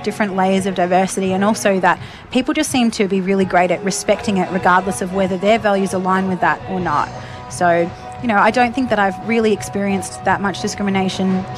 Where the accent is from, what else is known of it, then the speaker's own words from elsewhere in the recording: Rochester, Victoria, Australia; moved away as an adult; now in Shepparton, Australia; I grew up in Rochester and moved to Shepparton when I was 19